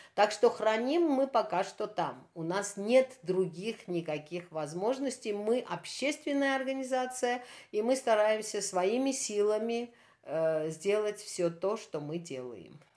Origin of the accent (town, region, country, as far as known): Armenia